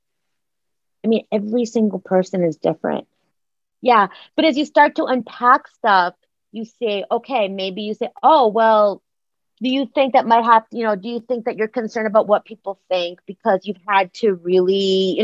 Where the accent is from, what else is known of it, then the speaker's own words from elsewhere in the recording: Akron, Ohio, United States; moved away; also born or lived in Oak Park, Illinois; I grew up in Akron, Ohio